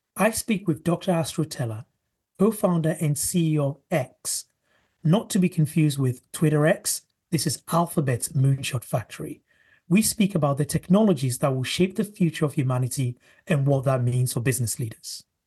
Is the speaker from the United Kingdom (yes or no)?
yes; United Kingdom